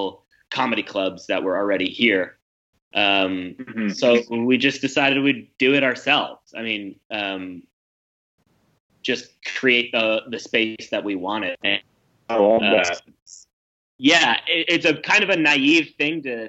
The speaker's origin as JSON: {"language": "English", "region": "New York", "country": "United States", "tie": "born or raised there", "also_born_or_lived": "Ankara, Turkey", "moved": "as an adult", "lives_now": "Berlin, Germany", "said": "I grew up in New York"}